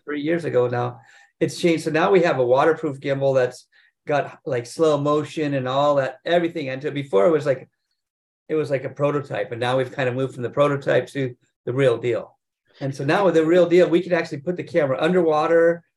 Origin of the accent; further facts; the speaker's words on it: North Shore, Hawaii, United States; I grew up here in Hawaii on the North Shore